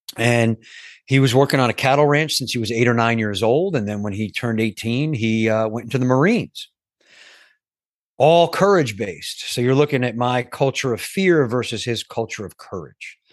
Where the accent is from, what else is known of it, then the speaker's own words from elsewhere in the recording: New York, United States; I grew up in New York